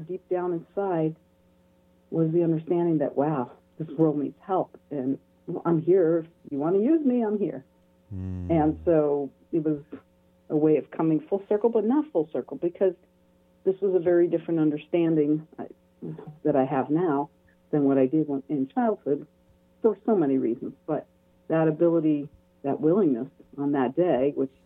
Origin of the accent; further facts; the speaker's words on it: New York City, New York, United States; I was born in New York City